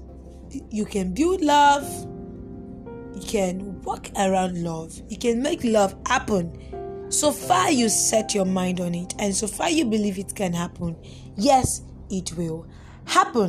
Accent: Nigeria; I am in Nigerian

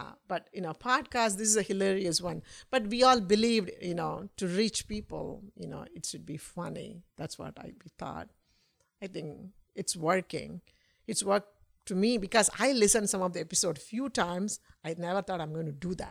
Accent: India; I'm an Indian woman

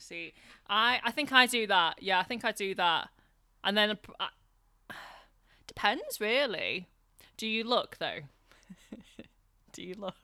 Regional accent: the north of England, United Kingdom; accent: northern; my northern accent

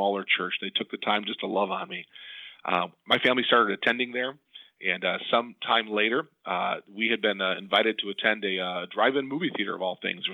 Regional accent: Depew, New York, United States; I was a kid growing up in the Buffalo, New York area

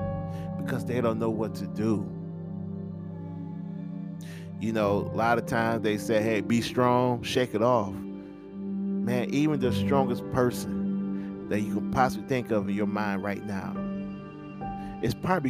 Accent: United States; as an American

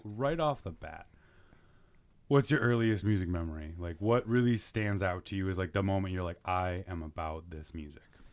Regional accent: Chicago, Illinois, United States; I grew up in Mount Greenwood

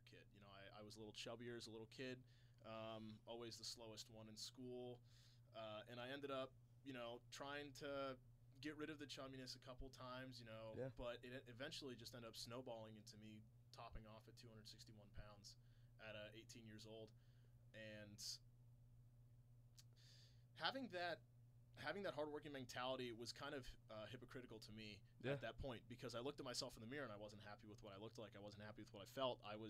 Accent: Cary, North Carolina, United States; moved away; So I'm from Raleigh. Well, from Cary, North Carolina.

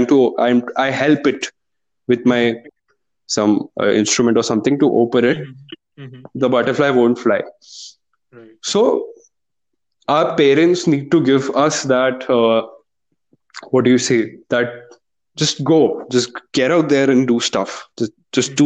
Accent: India; Indian parenting

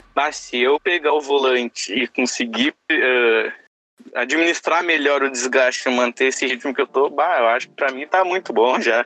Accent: Novo Hamburgo, Rio Grande do Sul, Brazil; sou do estado do Rio Grande do Sul, mais especificamente da cidade de Novo Hamburgo

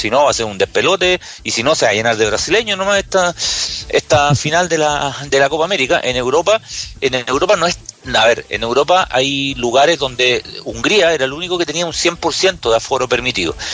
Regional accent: Curicó, Maule, Chile; yo que soy de Curicó, en Curicó, ¿no?

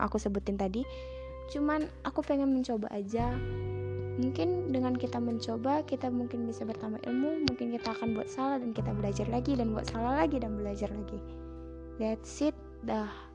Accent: Indonesia; negara aku

